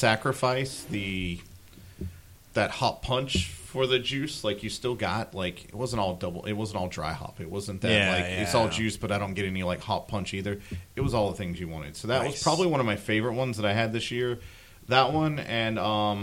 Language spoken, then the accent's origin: English; South Carolina, United States; now in Tampa Bay Area, United States; I'm originally from South Carolina